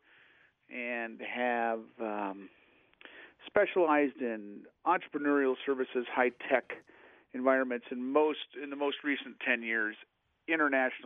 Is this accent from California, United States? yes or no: no; Oregon, United States; I grew up in Oregon.